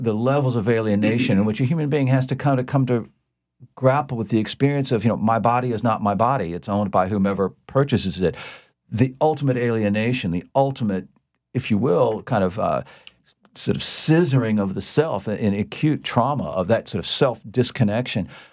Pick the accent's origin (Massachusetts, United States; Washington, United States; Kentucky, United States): Kentucky, United States; Louisville; moved away as an adult; now in New Orleans, United States; I grew up in Louisville, Kentucky